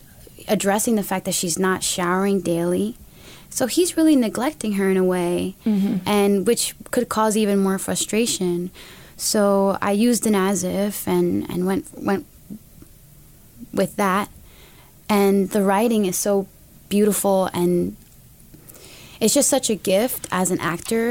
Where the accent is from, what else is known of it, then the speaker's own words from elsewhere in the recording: United States; I'm an American woman